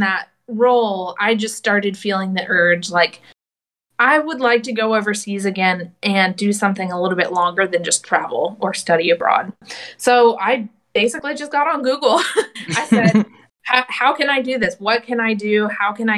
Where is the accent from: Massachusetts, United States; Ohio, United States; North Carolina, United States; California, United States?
North Carolina, United States; Charlotte; also born or lived in Lynchburg, Virginia / New York; I'm from Charlotte, North Carolina